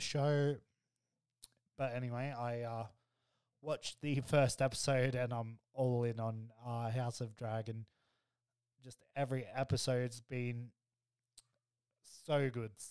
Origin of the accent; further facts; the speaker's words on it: Australia; me being Aussie